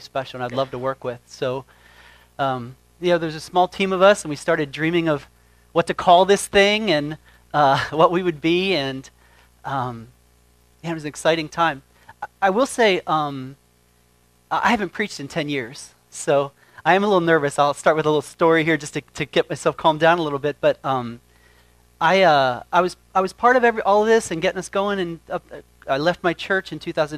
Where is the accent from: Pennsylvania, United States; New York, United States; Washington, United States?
Pennsylvania, United States; York; moved away; also born or lived in Texas; I'm from York, Pennsylvania